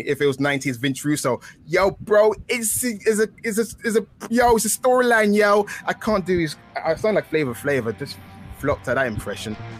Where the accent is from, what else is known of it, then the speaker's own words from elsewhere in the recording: England, United Kingdom; I'm a British flower. I'm an English rose